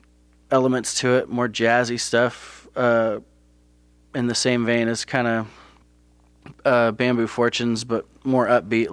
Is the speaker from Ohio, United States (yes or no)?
yes; Toledo, Ohio, United States; I grew up with back in Toledo